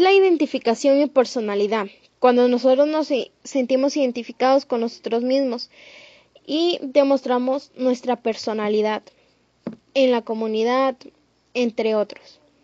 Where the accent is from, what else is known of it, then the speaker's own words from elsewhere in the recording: Canchaque, Piura, Peru; tanto como canchaqueños, peruanos